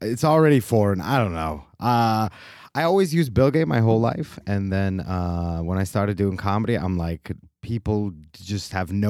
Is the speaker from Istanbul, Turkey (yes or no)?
yes; Istanbul, Turkey; English is a second language; moved away as an adult; also born or lived in United States; now in Switzerland; So I was born in Turkey. And then when I was a very small baby, we moved to America with my parents. So I was there until I was 10 years old. Mm. And then the next 10 years, I was in Istanbul.